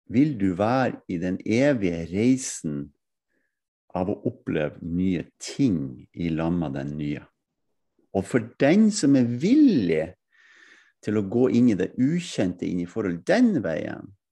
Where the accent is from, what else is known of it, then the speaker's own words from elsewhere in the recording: Norway; jeg kommer fra Norge, jeg kommer ikke fra Sverige